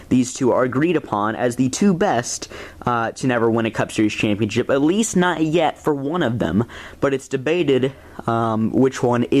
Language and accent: English; Arkansas, United States; my home state of Arkansas